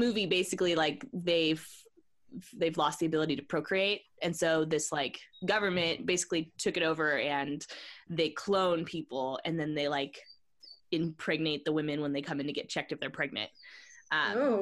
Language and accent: English; the desert in California, United States; when I moved back to the desert where I grew up in California